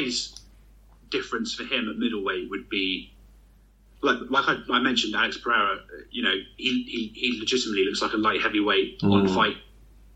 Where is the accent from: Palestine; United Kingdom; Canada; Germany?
United Kingdom; as a Brit